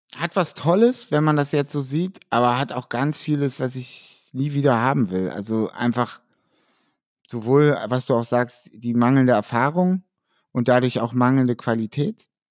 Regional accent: Hamburg, Germany; Ich bin Hamburger

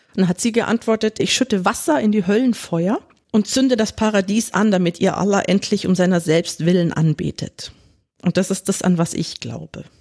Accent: Germany; ich bin in Deutschland geboren und aufgewachsen

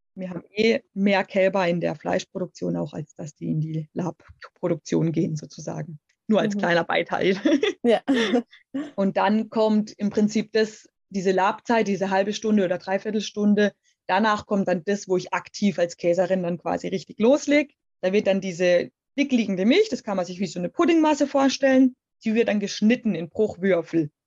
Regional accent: Black Forest, Baden-Württemberg, Germany; der Schwarzwald bedeutet für mich ganz klar natürlich meine Heimat

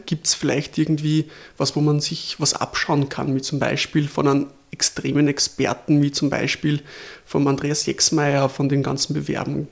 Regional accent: Lower Austria, Austria; als Niederösterreicher

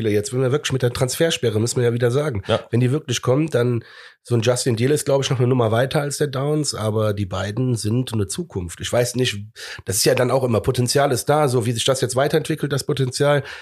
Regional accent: Cologne, North Rhine-Westphalia, Germany; so bekloppt sind wir Kölner ja, ne?

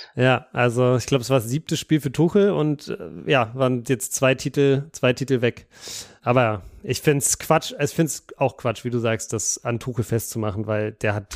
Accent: Berlin, Germany; als Berliner

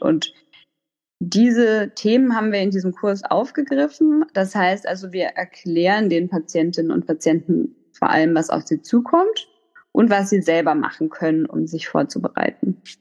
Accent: Hamburg, Germany; moved away as an adult; also born or lived in Freiburg; now in Lübeck, Germany; ich bin ursprünglich äh, Hamburgerin, also so Ur-Hamburgerin

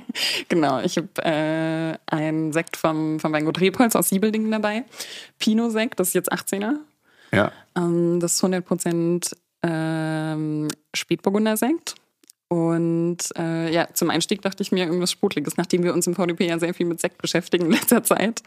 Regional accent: Markelsheim, Baden-Württemberg, Germany; moved away as an adult; also born or lived in Stuttgart; Ich bin aus Württemberg, genau, aber vom nördlichsten Teil. Also das ist äh, das Taubertal.

